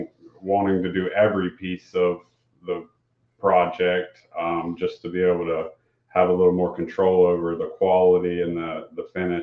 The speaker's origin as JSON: {"language": "English", "town": "Dawson", "country": "United States", "tie": "born or raised there", "said": "I grew up here in Dawson"}